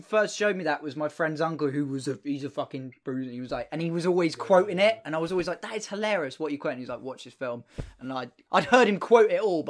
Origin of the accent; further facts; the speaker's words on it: England, United Kingdom; obviously I am English.